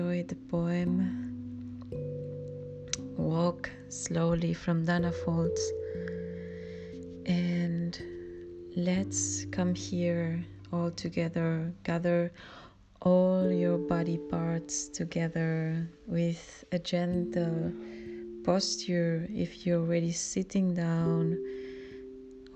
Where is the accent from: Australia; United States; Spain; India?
Spain; English is a second language; now in Germany; I grew up in Spain, and I'm Spanish Filipina living in Germany.